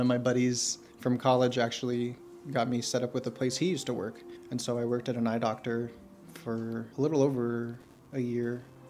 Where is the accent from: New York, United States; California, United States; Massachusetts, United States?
California, United States; moved away as an adult; now in Arizona, United States; I grew up in California. And I moved to Arizona